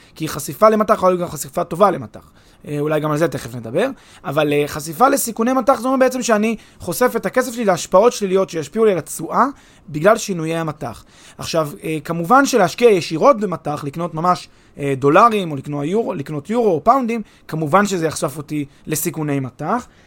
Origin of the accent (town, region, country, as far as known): Israel